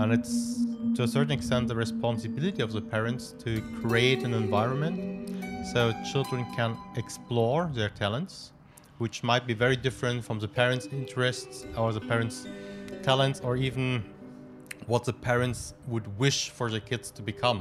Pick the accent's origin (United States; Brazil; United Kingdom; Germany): Germany; Stuttgart, Baden-Württemberg; moved away as an adult; also born or lived in Cairo, Egypt; now in Petaling Jaya, Malaysia; I grew up in Stuttgart, okay. a city in the south of uh, Germany